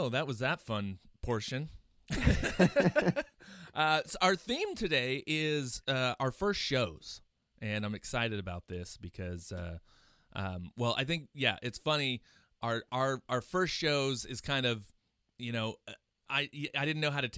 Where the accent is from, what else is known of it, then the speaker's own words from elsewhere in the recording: Chico, California, United States; now in Portland, United States; both … and I are from, Chico, California and, moved up to Portland, separately